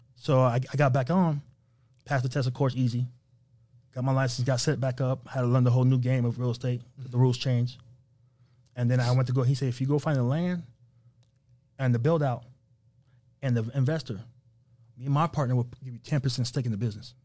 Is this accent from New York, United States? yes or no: yes; New York, United States; moved away; also born or lived in Las Vegas; we're from New York